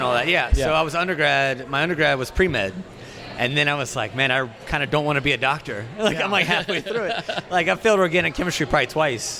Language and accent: English; Hammond, Louisiana, United States; I'm from Hammond